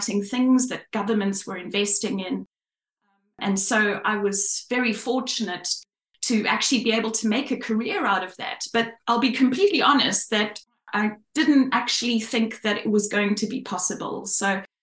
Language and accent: English; Cape Town, Western Cape, South Africa; moved away as an adult; now in Australia; I'm from Cape Town, South Africa. Well, I'm actually from the northern suburbs in Cape Town.